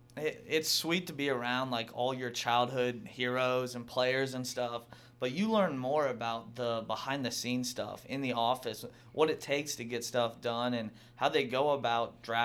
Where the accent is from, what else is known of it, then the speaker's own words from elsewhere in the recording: Northeast Ohio, United States; I'm from Northeast Ohio